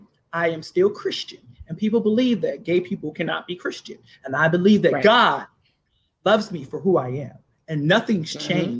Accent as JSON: {"language": "English", "town": "Washington", "region": "District of Columbia", "country": "United States", "tie": "born or raised there", "said": "I actually grew up in the church, Allen Chapel, AME in Southeast DC."}